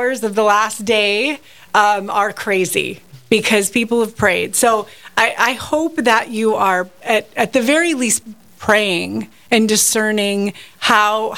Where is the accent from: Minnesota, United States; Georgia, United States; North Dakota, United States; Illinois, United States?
North Dakota, United States; also born or lived in Washburn, North Dakota; I'm born and raised in North Dakota